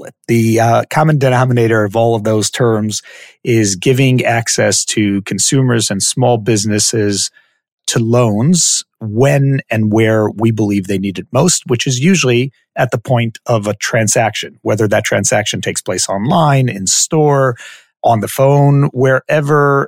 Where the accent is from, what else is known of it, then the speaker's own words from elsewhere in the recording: Israel; also born or lived in Silver Spring, Maryland, United States; My parents moved from the U.S. to Israel when I was about a year old. So I went through schooling here in Israel